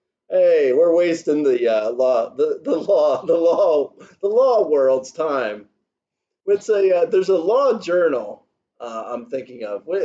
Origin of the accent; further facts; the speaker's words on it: Alabama, United States; Hey, I'm from Alabama.